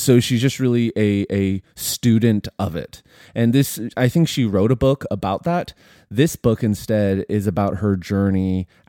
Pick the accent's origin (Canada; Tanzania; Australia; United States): Canada; we're Canadian.